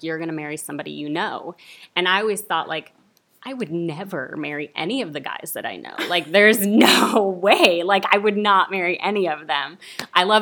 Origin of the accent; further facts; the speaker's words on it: Santa Clarita, California, United States; now in Burbank, United States; I grew up, you know, in Santa Clarita